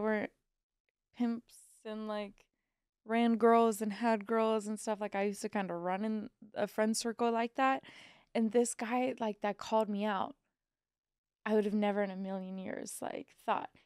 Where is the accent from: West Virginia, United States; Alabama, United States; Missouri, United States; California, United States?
Missouri, United States; I'm from Missouri